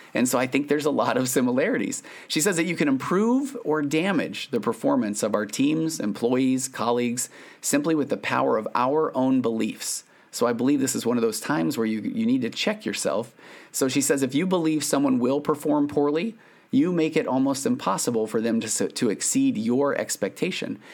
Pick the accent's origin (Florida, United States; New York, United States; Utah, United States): Utah, United States; Sandy; I grew up in Sandy, Utah.